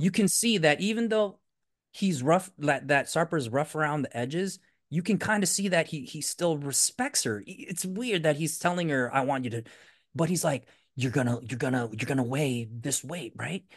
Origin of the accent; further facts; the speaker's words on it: Philippines; I'm Filipino